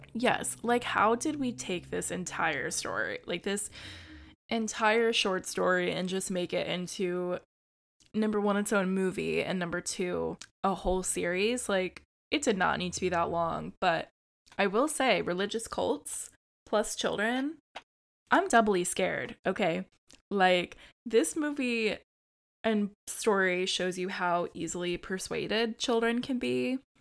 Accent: United States; as an American

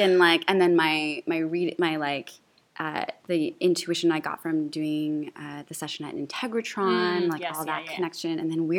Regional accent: just outside of Toronto, Ontario, Canada; I was born in Canada. Oh, okay. I was born just outside of Toronto.

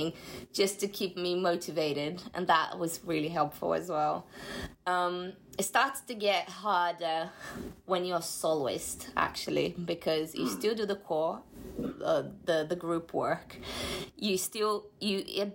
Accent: Brazil; now in London, United Kingdom; That's why I can't have a career in my home country

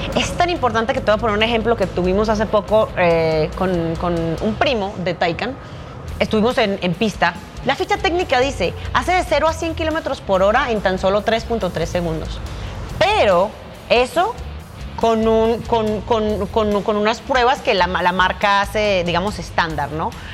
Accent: Medellín, Antioquia, Colombia; Nací en Medellín, crecí en Medellín y comencé mi carrera profesional ahí como piloto

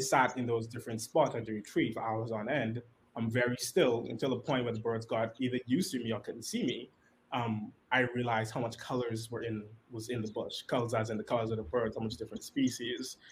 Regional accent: Nassau, New Providence, Bahamas; I grew up right here in Nassau.

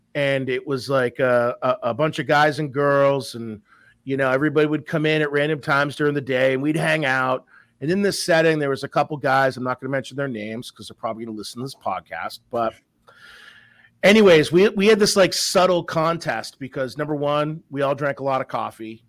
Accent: Massachusetts, United States; also born or lived in Colorado; born and raised in, uh, Massachusetts. I might not have that, uh, hardcore accent

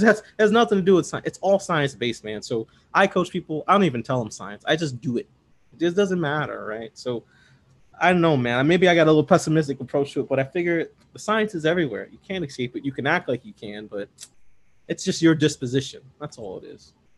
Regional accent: Bolingbrook, Illinois, United States; also born or lived in South Shore, Chicago; I grew up in Bolingbrook. First, we, before we lived in suburbs in Bolingbrook, uh, we lived the South Shore

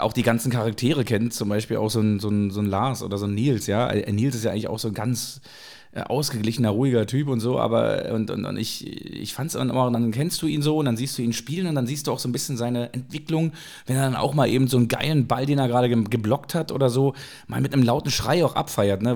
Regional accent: Berlin, Germany; Berlin ist meine Heimat, aber Hamburg ist so mein, mein bester Freund.

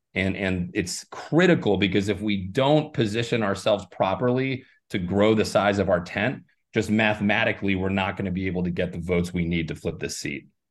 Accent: Ireland; now in Arizona, United States; I was born in Ireland

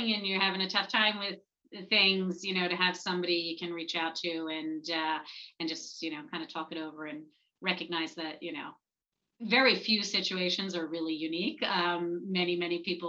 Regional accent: Flourtown, Pennsylvania, United States; I grew up in Flower Town

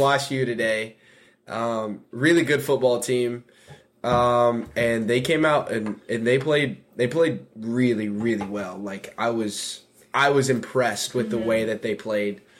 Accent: Nashville, Tennessee, United States; moved away as an adult; now in Wheaton, United States; I'm from Nashville, Tennessee

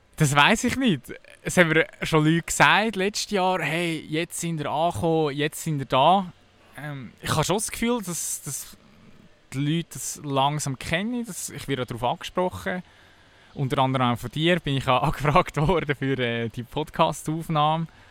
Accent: Kerns, Obwalden, Switzerland; also born or lived in Melchtal / Sarnen / Lucerne; Ich bin im tiefsten Melchtal aufgewachsen, bis, bis ich fünf war. Und plötzlich bin ich irgendwie auf Kerns gekommen, dann bin ich auf Sarne in das Gimme

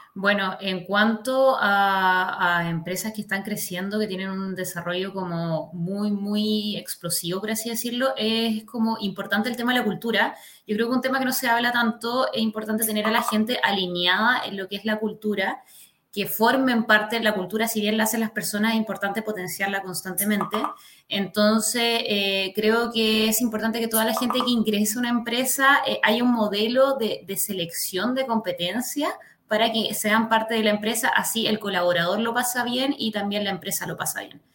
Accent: La Serena, Coquimbo, Chile; also born or lived in Valparaíso Region / Quilpué / Villa Alemana; now in Santiago, Chile; viví, nací y viví en La Serena. Después de eso, en unos años después me fui para, la quinta región

